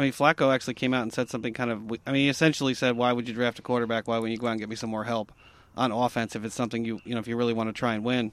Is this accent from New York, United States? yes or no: yes; New York, United States; my home state of New York in Mineola